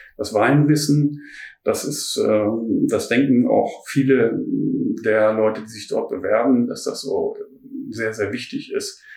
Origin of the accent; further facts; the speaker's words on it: Ruhr area, North Rhine-Westphalia, Germany; also born or lived in Düsseldorf / Heilbronn / Baden; now in Berlin, Germany; ich komme ursprünglich aus dem Ruhrpott